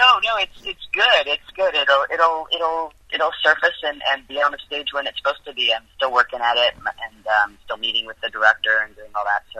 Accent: Vancouver, British Columbia, Canada; moved away as an adult; also born or lived in Winnipeg / Toronto; now in Los Angeles, United States; I was born in Winnipeg, in Canada

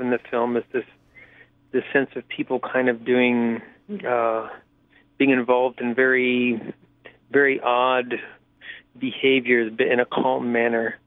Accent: Pittsburgh, Pennsylvania, United States; I grew up in Pittsburgh

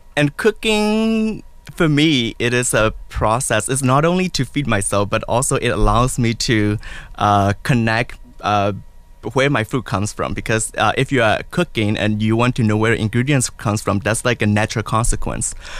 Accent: Myanmar; moved away; I'm original from Burma

